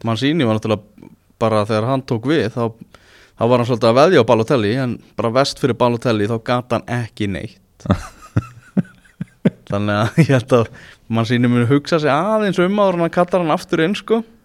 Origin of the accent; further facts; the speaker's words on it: Iceland; við erum náttúrulega Íslandingar